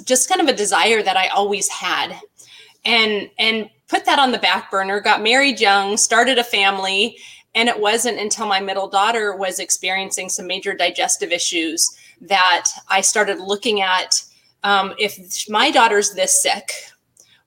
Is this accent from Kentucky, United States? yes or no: no; Glendora, California, United States; I live in Glendora, California, and lived in this area for my whole life